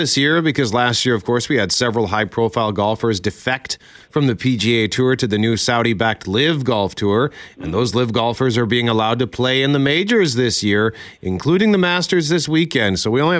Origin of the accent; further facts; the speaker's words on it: Winnipeg, Manitoba, Canada; I personally can't remember more than one snow day growing up in Winnipeg.